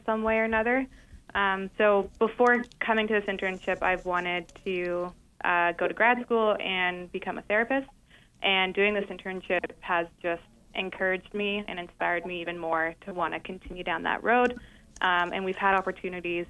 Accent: Canada; moved away; also born or lived in Ontario; I'm from Canada, so I went to school in Ontario

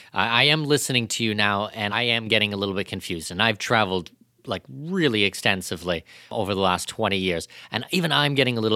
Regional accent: Canada; Like, I'm Canadian

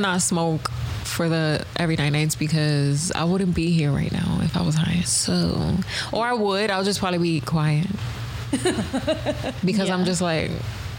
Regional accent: New York, United States; I'm from New York.

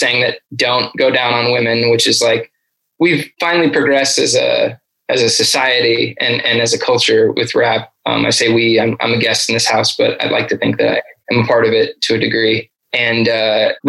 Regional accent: Los Angeles, California, United States; growing up in Los Angeles

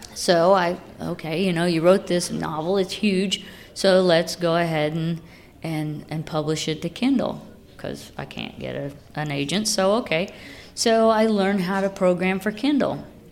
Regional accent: Lafayette, Indiana, United States; moved away as an adult; now in Muncie, United States; I grew up in Lafayette

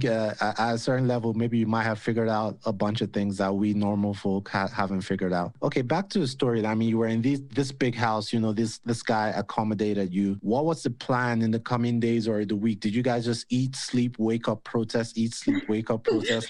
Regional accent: Nigeria; now in United States; back home in Nigeria

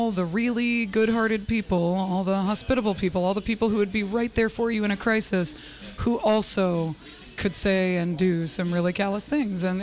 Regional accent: San Francisco, California, United States; also born or lived in Maine; I grew up in San Francisco and I was transplanted to Maine, which was all white people.

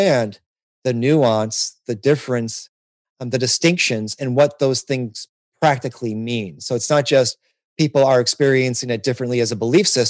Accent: Detroit, Michigan, United States; moved away; I'm from Detroit originally, and my ancestry is Arab American

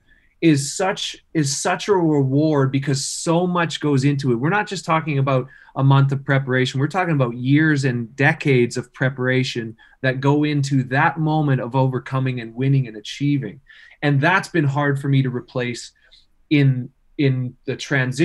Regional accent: Wawota, Saskatchewan, Canada; moved away; my hometown of Wawota

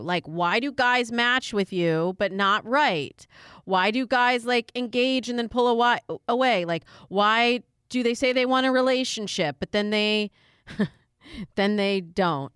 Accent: Michigan, United States; moved away; also born or lived in Chicago / California; I'm originally from Michigan.

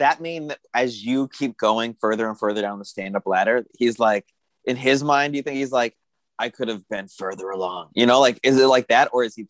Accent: San Diego, California, United States; also born or lived in San Bernardino / Tucson, Arizona / Los Angeles / Chicago; I was born in San Bernardino, but really raised sort of halfway in San Diego, half in Tucson. And then I moved back and forth between LA and Tucson multiple times.

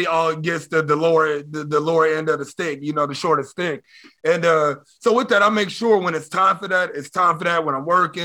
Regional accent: Texas, United States; also born or lived in Oklahoma City, Oklahoma; We moved to Texas when I was like 3 or 4 years old

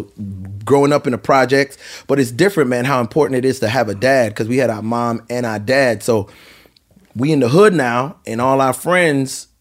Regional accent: U.S. Virgin Islands; moved away; Growing up in St. Thomas, so we started out, me and my brother started out living in a shack, which was the place

